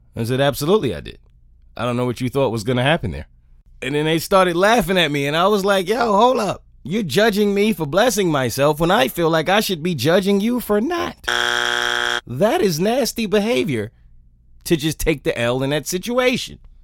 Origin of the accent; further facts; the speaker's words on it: New York, United States; being a New Yorker